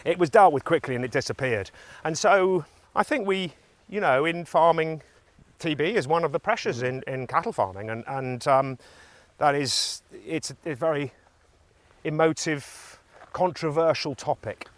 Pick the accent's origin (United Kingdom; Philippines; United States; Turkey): United Kingdom; the Cotswolds, England; I'm a farmer from the Cotswolds